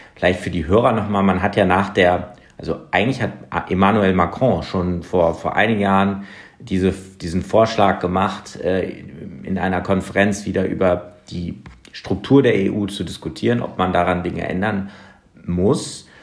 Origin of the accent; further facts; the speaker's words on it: Germany; als Deutsche